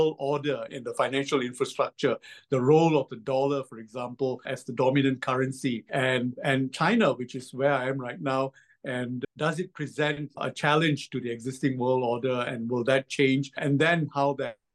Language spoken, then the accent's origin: English; Malaysia; moved away as an adult; now in Singapore; I was born in Malaysia and I spent my entire adult life in Singapore. I moved to Singapore to complete my university